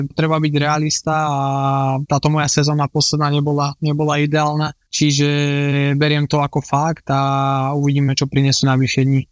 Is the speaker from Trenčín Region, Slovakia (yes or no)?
no; Žilina, Žilina Region, Slovakia; moved away as an adult; also born or lived in Porto / Düsseldorf / Rotterdam; vyrastali sme spolu v Žiline